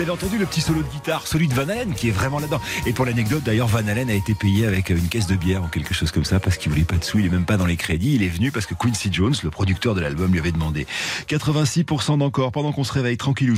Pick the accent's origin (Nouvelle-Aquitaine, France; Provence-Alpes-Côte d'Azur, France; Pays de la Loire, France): Nouvelle-Aquitaine, France; Bordeaux; je suis tellement de Bordeaux